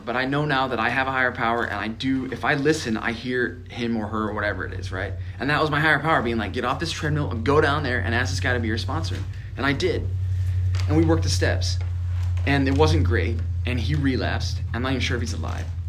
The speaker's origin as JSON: {"language": "English", "region": "Nebraska", "country": "United States", "tie": "born or raised there", "said": "I grew up in Nebraska"}